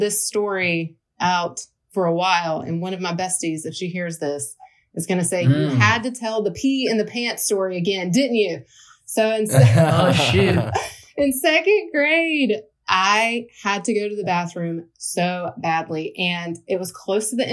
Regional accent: Alabama, United States; now in Charlotte, United States; I grew up in Alabama.

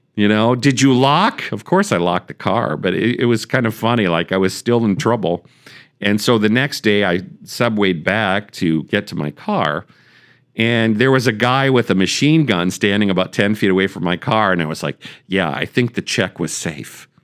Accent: United States; as an American

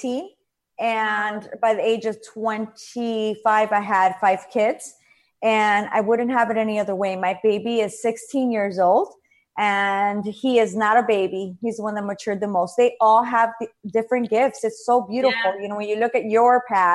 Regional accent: Chicago, Illinois, United States; also born or lived in Paterson, New Jersey; I was born in Paterson, New Jersey, but came here when I was 2, and I've been here since. So I am a Chicago girl all the way

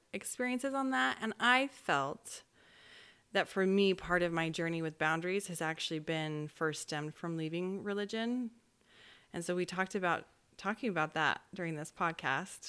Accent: Orem, Utah, United States; I grew up in Orem, Utah

